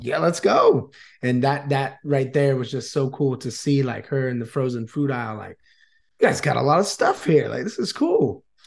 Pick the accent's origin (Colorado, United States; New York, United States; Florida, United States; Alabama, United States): Florida, United States; New Smyrna Beach; moved away as an adult; now in Vietnam; I was born and raised in Florida, uh, New Smyrna Beach area